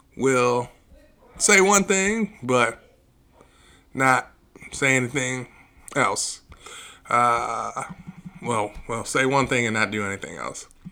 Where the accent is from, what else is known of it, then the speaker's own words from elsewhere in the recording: Aurora, United States; we grew up in Aurora